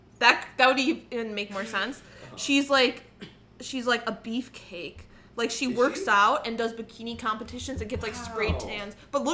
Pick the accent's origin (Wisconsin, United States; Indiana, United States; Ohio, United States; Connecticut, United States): Wisconsin, United States; New Berlin; I'm from New Berlin, Wisconsin.